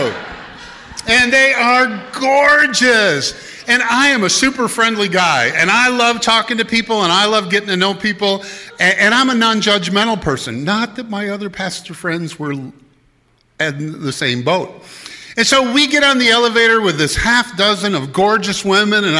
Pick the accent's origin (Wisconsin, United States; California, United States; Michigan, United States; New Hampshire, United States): Wisconsin, United States; Madison; I grew up around Madison.